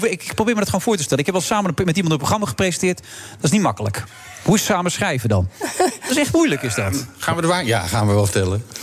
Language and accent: Dutch; Friesland, Netherlands; wij, waren Fries ook. Wij zijn Fries, dat doen we nog steeds.